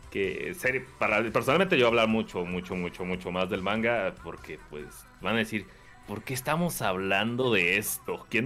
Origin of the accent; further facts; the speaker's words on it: Querétaro, Mexico; No, qué chingados, soy de Querétaro, el Japón Mexa.